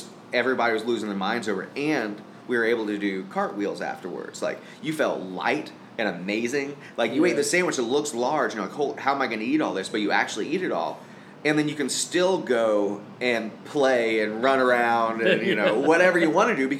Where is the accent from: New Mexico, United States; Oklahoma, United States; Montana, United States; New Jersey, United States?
Oklahoma, United States; Tulsa; we come from Tulsa, where is a lot of the food is gut bomb food